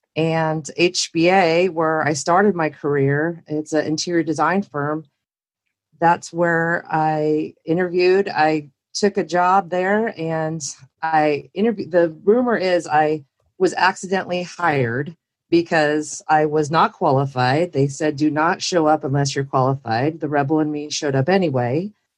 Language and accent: English; California, United States; I came from California, Northern California, where I was in the dot-com world